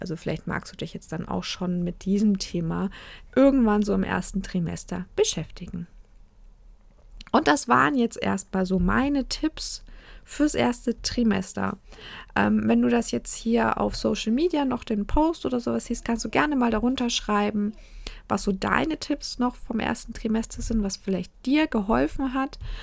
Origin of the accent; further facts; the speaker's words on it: Nuremberg, Bavaria, Germany; ich komme aus der Lebkuchenhochburg